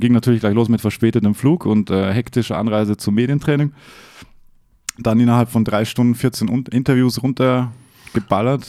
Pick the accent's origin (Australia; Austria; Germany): Austria; ich wurde oft aufgezogen wegen meiner österreichischen